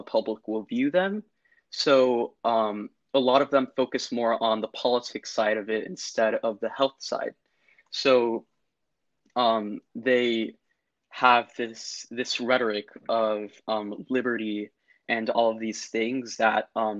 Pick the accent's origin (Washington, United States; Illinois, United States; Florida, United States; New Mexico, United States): Florida, United States; I'm from the United States and I'm from Florida